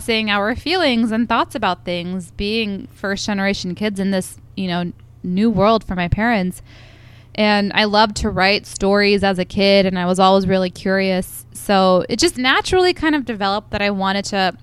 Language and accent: English; Columbus, Ohio, United States; I grew up primarily in Columbus, Ohio